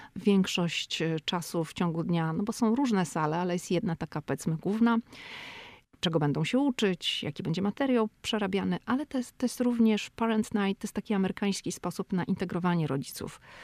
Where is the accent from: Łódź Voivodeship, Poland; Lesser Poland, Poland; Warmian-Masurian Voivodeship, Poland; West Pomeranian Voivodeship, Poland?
West Pomeranian Voivodeship, Poland; Szczecin; moved away as an adult; now in Washington, United States; ja jestem ze Szczecina, to u mnie się mówi, że na dworze się jest, a nie na polu